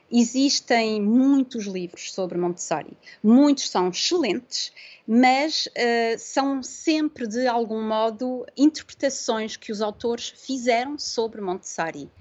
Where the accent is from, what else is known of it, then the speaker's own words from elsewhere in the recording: Porto, Norte, Portugal; moved away as an adult; also born or lived in south of France; now in France; nós somos do Porto, mas em 2015 decidimos ir viver para o sul de França